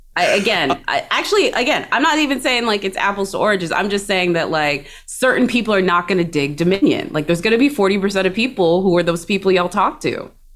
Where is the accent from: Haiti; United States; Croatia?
United States; Texas; as a Texan